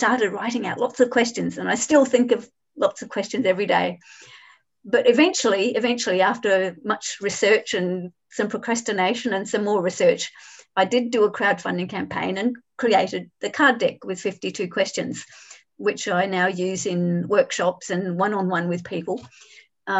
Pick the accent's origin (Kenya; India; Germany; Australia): Australia; Adelaide, South Australia; moved away as an adult; now in Hong Kong; I grew up in Adelaide in Australia